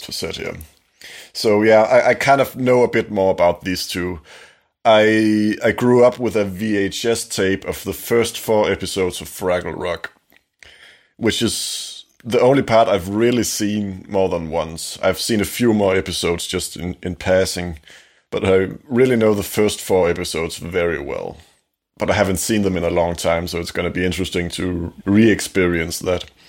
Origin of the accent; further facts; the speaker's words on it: Denmark; English is a second language; we are two young Danes, we're from Denmark.